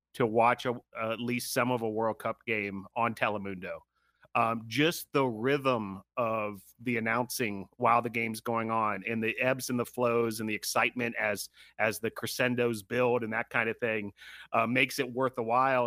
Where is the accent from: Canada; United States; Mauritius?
United States; North Carolina; here in my home state of, of North Carolina